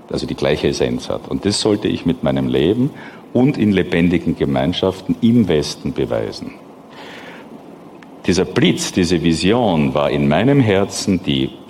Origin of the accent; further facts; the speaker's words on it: Austria; bin ich in einer Eliteschule in Österreich groß geworden